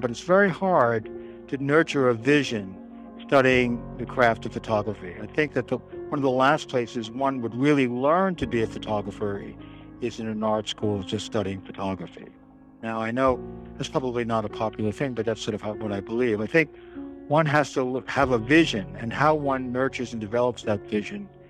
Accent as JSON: {"language": "English", "town": "New York City", "region": "New York", "country": "United States", "said": "I'm a New Yorker, and so I was home in Manhattan"}